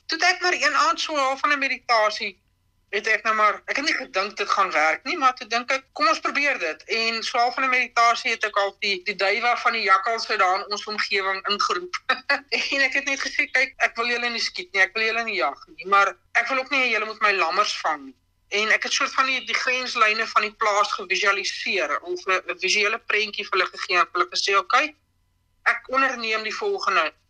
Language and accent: Afrikaans; Smithfield, Free State, South Africa; also born or lived in Bloemfontein; Ek is in Bloemfontein gebore, maar ek het ek het aan Smithfield groot geword.